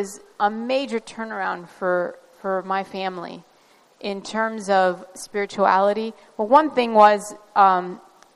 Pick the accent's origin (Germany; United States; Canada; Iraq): Iraq; Baghdad, Baghdad Governorate; moved away; also born or lived in northern Iraq; I was born in Baghdad, but my family originally comes from way up north